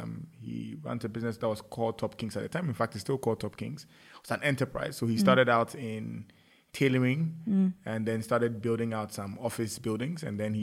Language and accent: English; Ghana; Life in Ghana has been exciting. I had a quintessential parent.